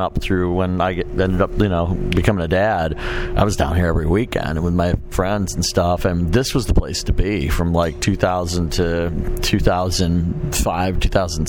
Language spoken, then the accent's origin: English; Chicago, Illinois, United States; also born or lived in New York; I mean, I grew up in Chicago and New York, and I've been all over the place